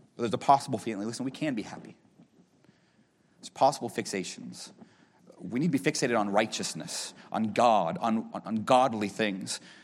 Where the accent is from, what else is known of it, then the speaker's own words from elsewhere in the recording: Erie, Pennsylvania, United States; moved away as an adult; also born or lived in Knoxville, Tennessee; I grew up in Erie, Pennsylvania, at Walnut Creek Baptist Church.